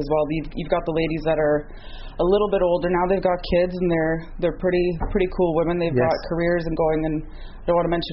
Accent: Canada; I'm originally from Canada

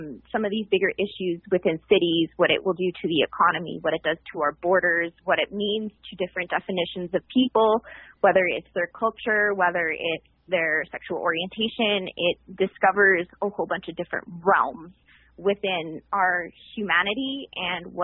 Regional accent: Montreal, Quebec, Canada; moved away as an adult; now in Ottawa, Canada; I'm from Montreal originally, and I just recently moved to Ottawa

